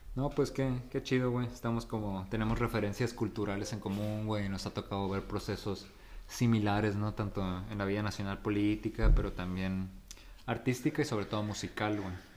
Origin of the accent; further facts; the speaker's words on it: La Paz, Baja California Sur, Mexico; moved away; yo nací aquí en La Paz